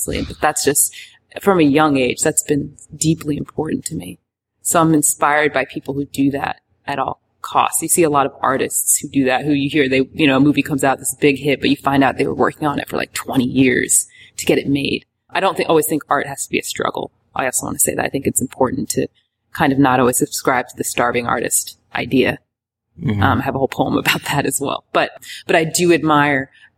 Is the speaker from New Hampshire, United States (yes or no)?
no; Richmond, Virginia, United States; moved away as an adult; now in Atlanta, United States; Richmond, Virginia, where we're from